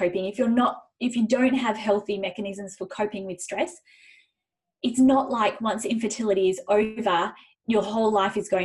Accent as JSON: {"language": "English", "country": "Zimbabwe", "tie": "born or raised there", "moved": "yes", "lives_now": "Western Australia, Australia", "said": "I was born in Zimbabwe"}